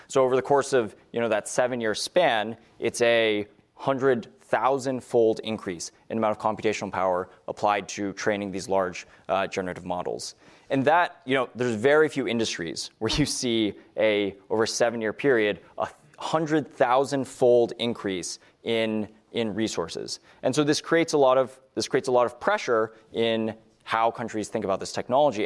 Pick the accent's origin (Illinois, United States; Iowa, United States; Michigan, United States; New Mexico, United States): New Mexico, United States; Los Alamos; I grew up in Los Alamos, New Mexico